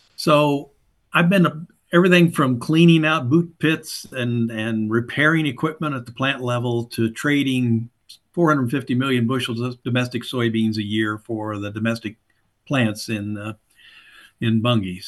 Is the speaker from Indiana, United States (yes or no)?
yes; Southern Indiana, United States; fundamentally a backwoods Southern Indiana hillbilly farm kid. Grew up on a small, uh, small farm